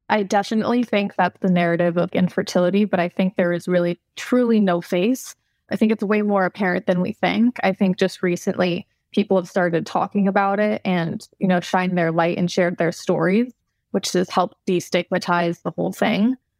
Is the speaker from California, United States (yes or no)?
yes; California, United States; I grew up in California, so I'm kind of a mix between, like, California girl with, like, European background